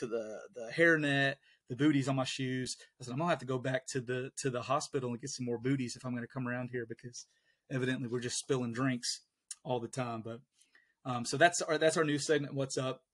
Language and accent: English; the South, United States; We're from the South